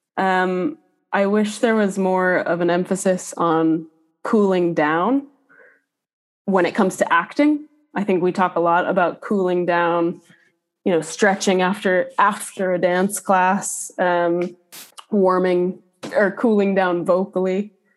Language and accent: English; Minneapolis, Minnesota, United States; moved away as an adult; also born or lived in Boston, Massachusetts; now in Dublin, Ireland; I'm originally from Minneapolis, Minnesota